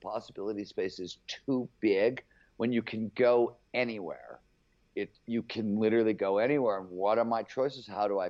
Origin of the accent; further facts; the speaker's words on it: Cleveland, Ohio, United States; I was growing up in Cleveland before there was cable TV there.